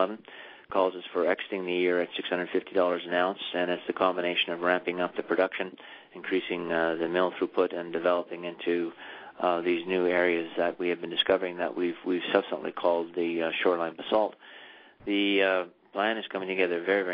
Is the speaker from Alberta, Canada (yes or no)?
no; South Porcupine, Ontario, Canada; I grew up and was born and raised in South Park Bend, actually at the mine site villages of Dome and Domex.